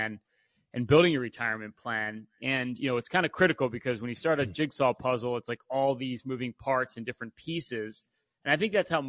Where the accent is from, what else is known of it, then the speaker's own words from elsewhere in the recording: Philadelphia, Pennsylvania, United States; We're from Philadelphia